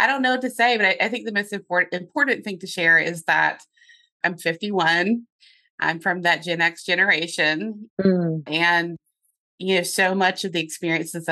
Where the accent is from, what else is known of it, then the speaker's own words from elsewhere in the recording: North Carolina, United States; accent: Southern; now in Lancaster, United States; I have a little bit of a Southern accent remaining from growing up in North Carolina